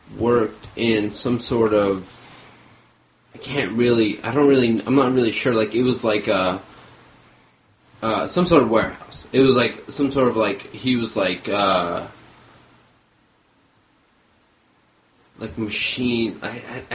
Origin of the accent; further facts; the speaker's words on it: Los Angeles, California, United States; first language Armenian; English is a second language; also born or lived in Beirut, Lebanon; I was born in Beirut, Lebanon. 1982 is when I was born. And I moved to North Hollywood, California with my family, obviously not with myself, when I was 5 years old